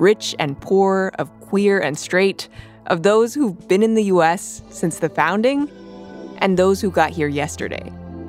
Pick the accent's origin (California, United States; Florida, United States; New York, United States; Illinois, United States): Florida, United States; Miami; I'm from Miami, a place where people speak to you in Spanish before English, and people ask you what part of Cuba or Venezuela or Puerto Rico your family is from.